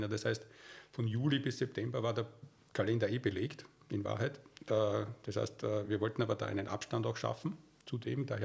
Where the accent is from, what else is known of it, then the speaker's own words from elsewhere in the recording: Waldviertel, Lower Austria, Austria; außerdem bin ich auch im Waldviertel aufgewachsen, ein paar Kilometer nördlich von Weitra.